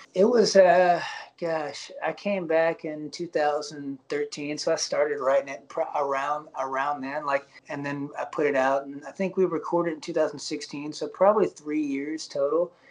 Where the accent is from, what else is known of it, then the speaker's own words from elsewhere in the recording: Alabama, United States; moved away; also born or lived in Nashville / Los Angeles; I'm, I'm from Alabama originally